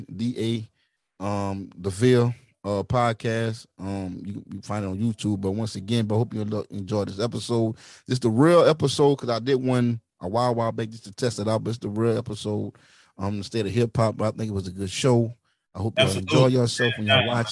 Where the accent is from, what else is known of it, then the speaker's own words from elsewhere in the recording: Centerville, United States; I get back to Centerville to my hometown